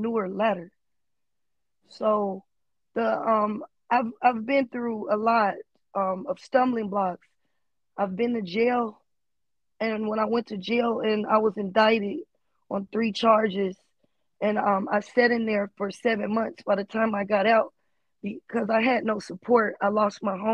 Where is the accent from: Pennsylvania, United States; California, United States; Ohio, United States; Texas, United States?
California, United States; Los Angeles; I'm from West LA. I grew up in the trenches